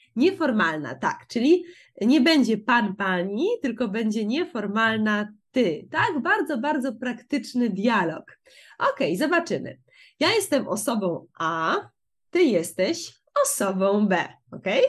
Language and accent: Polish; Poland; also born or lived in Łódź; jestem z Polski, mieszkam w Łodzi